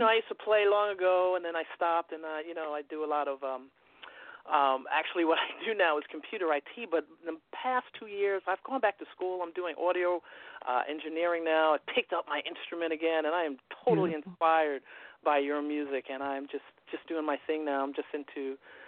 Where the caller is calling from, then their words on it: New York City, New York, United States; I'm calling from New York. I'm calling from Queens